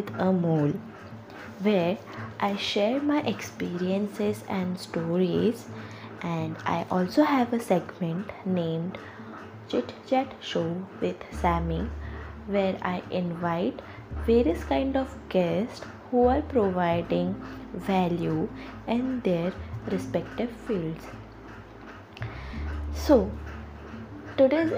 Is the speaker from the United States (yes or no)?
no; India; as an Indian